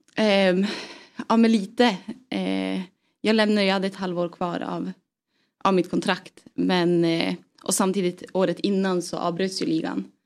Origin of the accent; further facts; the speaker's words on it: Piteå, Norrbotten County, Sweden; moved away; jag är uppvuxen i Piteå